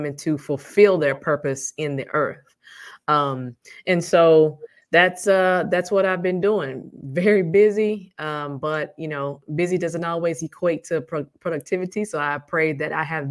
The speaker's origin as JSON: {"language": "English", "region": "Arkansas", "country": "United States", "also_born_or_lived": "Chicago", "moved": "as an adult", "said": "I am from Arkansas, which is where I am now."}